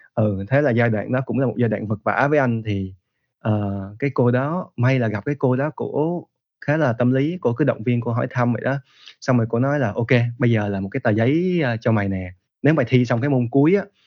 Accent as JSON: {"language": "Vietnamese", "country": "Vietnam", "first_language": "Vietnamese", "moved": "as an adult", "said": "trong những lần về Việt Nam thì anh kết kết hợp học với lại những giáo viên Việt Nam"}